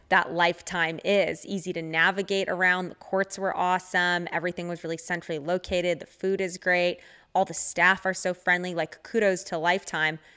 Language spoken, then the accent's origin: English; Orange County, California, United States; growing up in Orange County